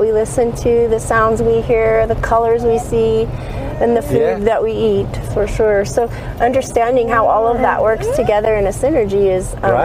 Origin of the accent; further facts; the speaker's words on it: California, United States; moved away; also born or lived in Los Angeles / Switzerland; I'm from California. I grew up on the ocean in California, and then moved to Los Angeles